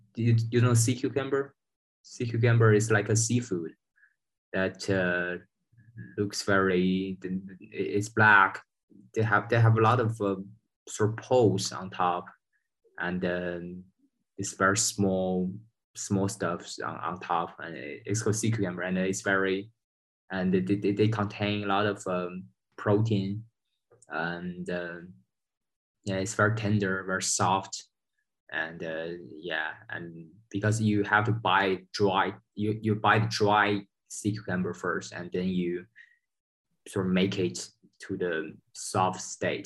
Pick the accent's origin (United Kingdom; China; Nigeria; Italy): China; Beijing; moved away as an adult; also born or lived in United States; now in Berlin, Germany; I'm from Beijing, so I'm more familiar with the food in Beijing